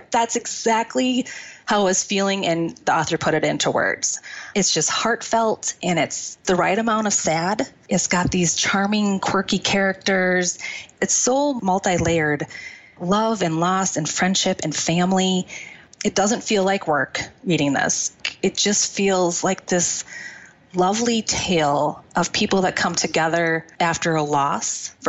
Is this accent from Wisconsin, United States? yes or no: yes; Wisconsin, United States; I am from Wisconsin.